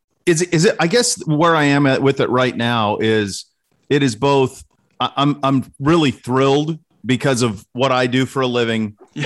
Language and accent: English; Montana, United States; now in Columbus, United States; I grew up in Montana